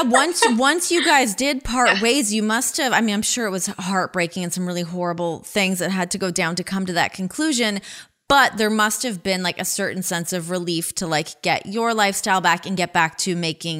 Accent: Ajax, Ontario, Canada; moved away as an adult; now in United States; Oh, I grew up in Ajax.

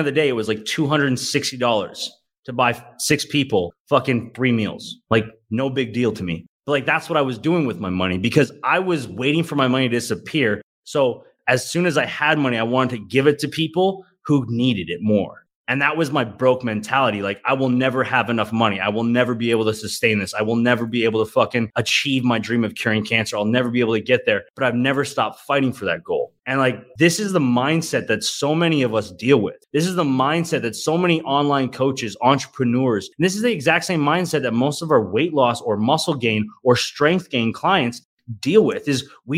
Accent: Calgary, Alberta, Canada; my hometown of Calgary, Alberta

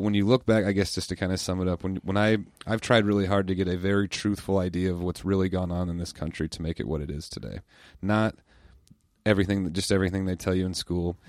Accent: United States; I love living in the United States. I love being American

